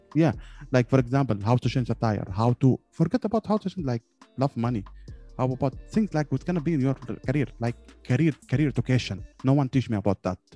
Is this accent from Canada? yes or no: no; Yemen; I'm from Yemen